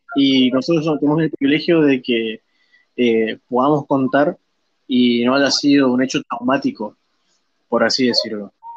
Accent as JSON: {"language": "Spanish", "country": "Argentina", "said": "nosotros como, argentinos"}